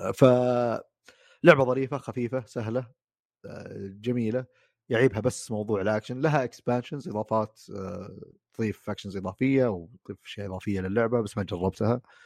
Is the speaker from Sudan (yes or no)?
no; Saudi Arabia; موجوده في محلات عندنا في السعوديه